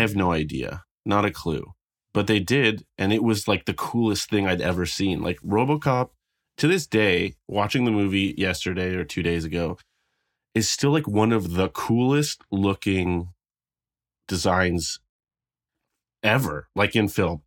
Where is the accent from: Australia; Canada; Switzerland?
Canada; I'm not American